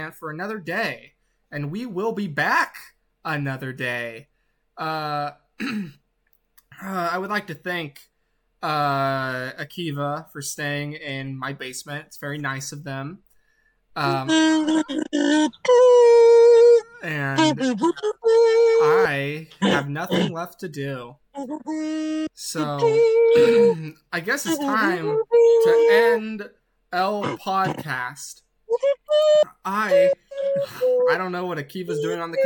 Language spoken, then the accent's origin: English; United States; as an American.